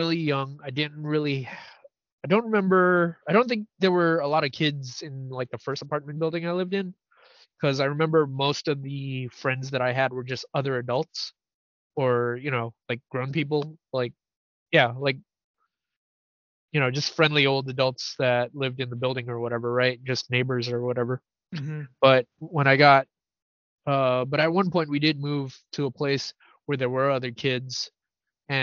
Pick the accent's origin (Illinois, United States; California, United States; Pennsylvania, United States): California, United States; San Francisco; I grew up in the Tenderloin